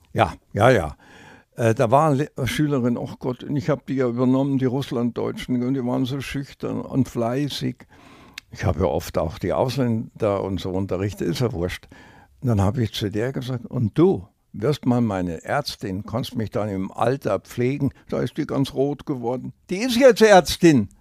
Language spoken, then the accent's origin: German; Upper Bavaria, Germany; moved away as an adult; now in Franconia, Germany; als Lehrer hatte ich das Recht gehabt, fünf Jahre lang äh, meine Heimatrückführung zu beantragen nach Oberbahn